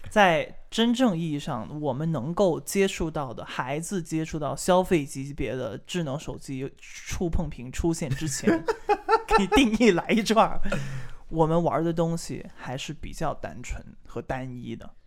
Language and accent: Chinese; Guangdong, China; 我们广东人打篮球